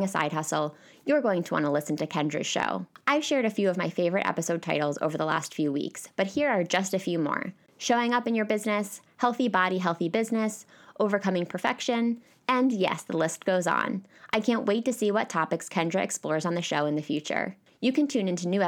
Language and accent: English; Pennsylvania, United States; now in New York, United States; I'm moving back to my home state of Pennsylvania in 3 days